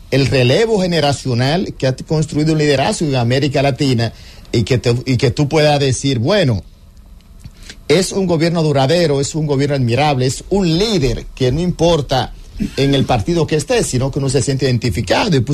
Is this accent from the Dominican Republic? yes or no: yes; Dominican Republic; Ah, que seamos nosotros como República Dominicana el país más afectado, porque lo que pasa en el vecino se siente aquí.